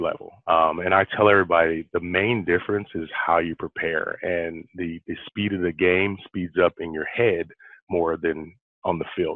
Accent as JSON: {"language": "English", "town": "Los Angeles", "region": "California", "country": "United States", "tie": "born or raised there", "said": "I'm originally from Los Angeles, California. I grew up in South Central"}